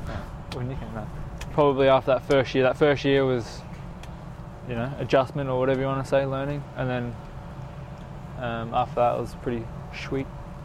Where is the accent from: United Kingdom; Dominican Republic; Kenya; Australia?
United Kingdom; Glasgow, Scotland; I'm Scottish. Nice. I'm Scottish.